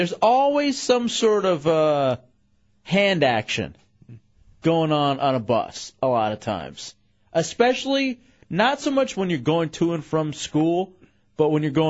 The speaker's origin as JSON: {"language": "English", "town": "Dallas", "region": "Texas", "country": "United States", "tie": "born or raised there", "said": "growing up in Dallas"}